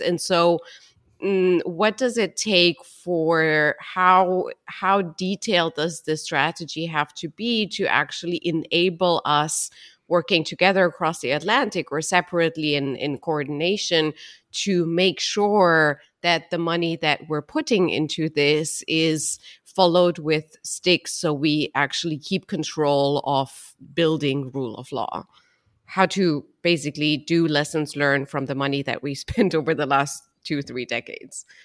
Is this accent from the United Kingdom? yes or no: no; Romania; I'm from Romania